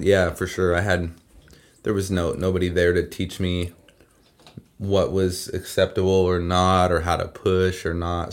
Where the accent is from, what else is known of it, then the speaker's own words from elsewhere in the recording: Redding, California, United States; I grew up on Shasta View